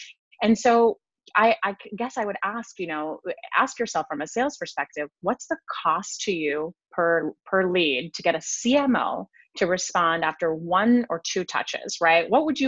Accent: Switzerland; English is a second language; So I'm originally from Switzerland, although mm-hmm. I have no accent because I learned English when I was a peanut.

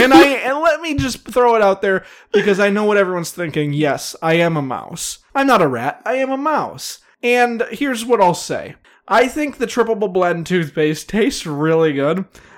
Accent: Wisconsin, United States; Yep, I'm from Wisconsin, and it's a Wisconsin triple cheese tri-dippable triple blend.

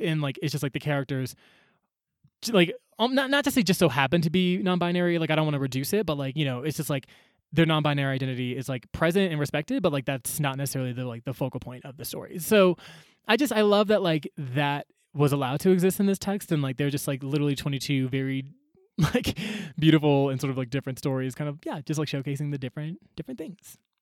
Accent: Atlanta, Georgia, United States; moved away as an adult; also born or lived in Chicago; I grew up in Atlanta, went to school in Chicago

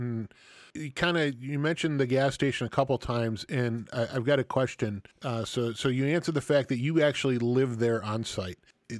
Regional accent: Milwaukee, Wisconsin, United States; we are from the Milwaukee area. In fact, Harley has one of its bigger plants here in Menominee Falls

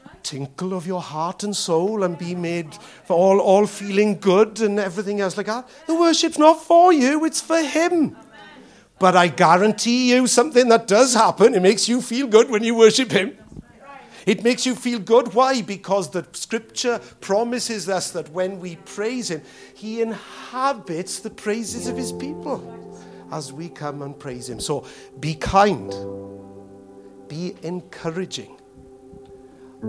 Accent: United Kingdom

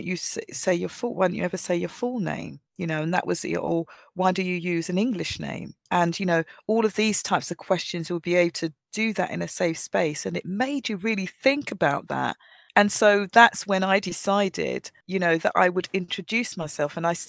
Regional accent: Nigeria; I was very shy as a young person, and maybe that was because I was, as growing up in Nigeria, I was told we was, you know, you seen but not heard

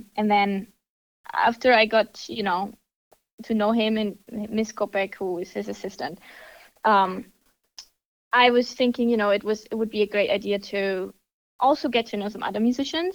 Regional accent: Germany; moved away as an adult; now in United States; I am from Germany. I was born and raised there

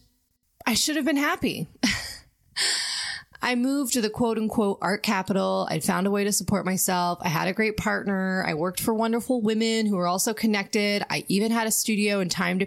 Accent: a really small town in Ohio, United States; moved away as an adult; also born or lived in Boston / Brooklyn, New York; I had come from a really small town in Ohio, gone to college, and leaving my home state to go to Boston for grad school

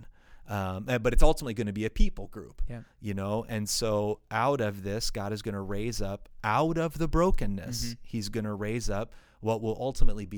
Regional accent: United States; we're American

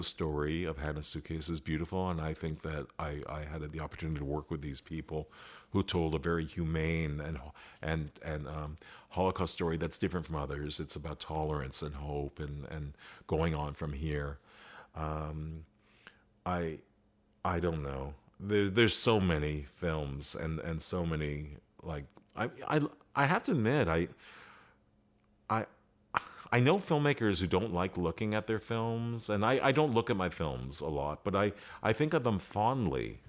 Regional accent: Canada; as Canadians, we have this strong American influence

